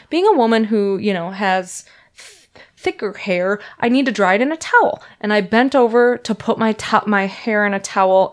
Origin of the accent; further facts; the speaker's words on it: Minnesota, United States; moved away as an adult; now in San Francisco Bay Area, United States; I'm from Minnesota